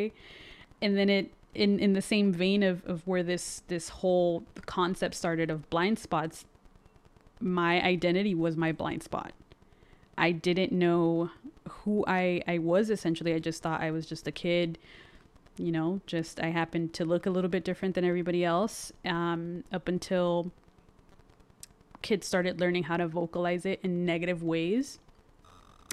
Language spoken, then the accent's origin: English; San Fernando Valley, California, United States; first language Spanish; English is a second language; being raised by a black woman in a predominantly Hispanic neighborhood or city or even valley